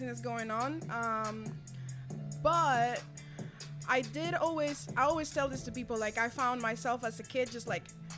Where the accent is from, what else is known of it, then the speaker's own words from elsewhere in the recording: Venezuela; first language Spanish; English is a second language; moved away as an adult; I was born there and I grew up in Venezuela